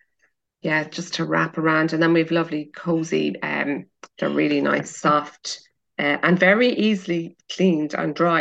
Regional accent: Carlingford, Leinster, Ireland; now in Dingle, Ireland; I was born in Louth, so Carlingford

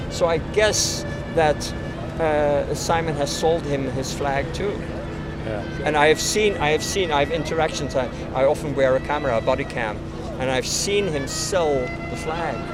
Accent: Amsterdam, North Holland, Netherlands; I'm a Dutch citizen. I was born in Amsterdam

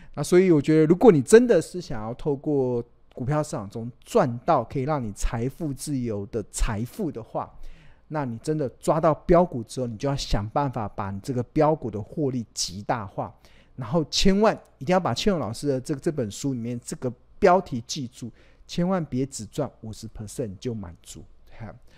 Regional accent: Taiwan; 我们真的身为台湾人很骄傲

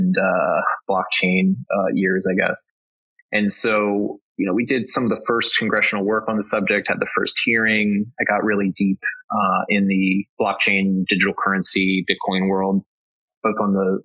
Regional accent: Delaware, United States; I grew up in Delaware, went to UD

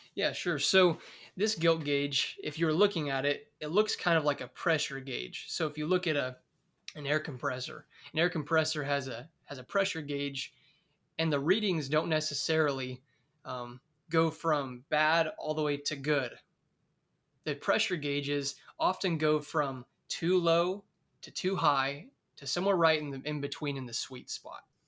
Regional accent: Oakdale, California, United States; moved away as an adult; now in Bakersfield, United States; I'm originally from Oakdale, California, and recently, about two years ago, I moved to Bakersfield, California

